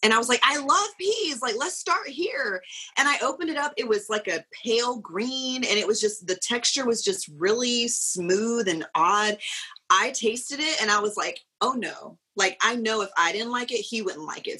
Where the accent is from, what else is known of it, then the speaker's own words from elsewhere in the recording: South Carolina, United States; moved away as an adult; also born or lived in Pooler, Georgia; we're both originally from South Carolina